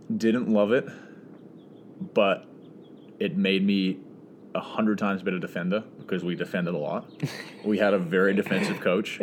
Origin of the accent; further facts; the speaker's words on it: Auckland, New Zealand; moved away as an adult; now in San Diego, United States; originally from New Zealand, um, Auckland, and so grew up there. Lived in the same house my whole life